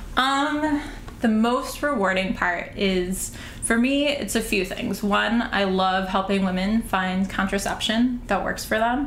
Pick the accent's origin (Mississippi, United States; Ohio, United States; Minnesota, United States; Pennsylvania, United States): Minnesota, United States; St. Paul; now in New York City, United States; I'm originally from St. Paul, Minnesota